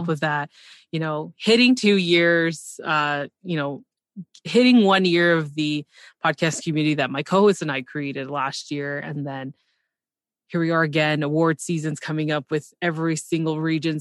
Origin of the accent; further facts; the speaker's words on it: Canada; I'm Canadian